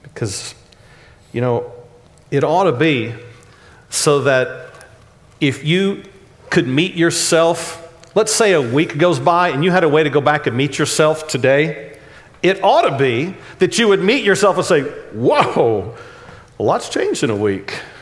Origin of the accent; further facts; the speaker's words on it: Dallas, Texas, United States; accent: Texanese; When I grew up in Oak Cliff